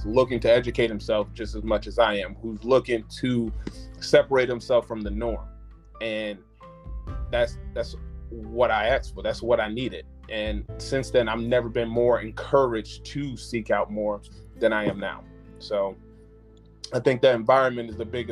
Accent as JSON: {"language": "English", "town": "Springfield", "region": "Illinois", "country": "United States", "tie": "born or raised there", "moved": "as an adult", "lives_now": "Charlotte, United States", "said": "I'm from Springfield, Illinois, and in my hometown"}